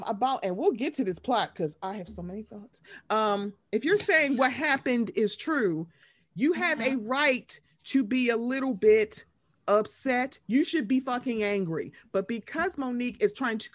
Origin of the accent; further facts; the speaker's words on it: Baltimore, Maryland, United States; I'm from Baltimore.